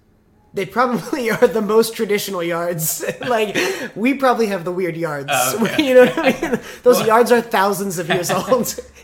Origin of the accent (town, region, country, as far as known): Fresno, California, United States; born or raised there